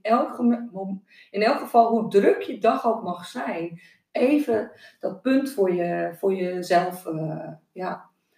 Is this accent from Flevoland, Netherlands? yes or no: yes; Noordoostpolder, Flevoland, Netherlands; ik ben opgegroeid in de Noordoostpolder